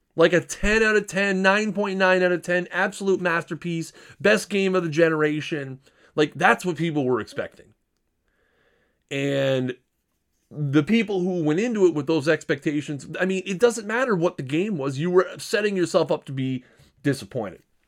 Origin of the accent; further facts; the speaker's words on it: Canada; I'm a Canadian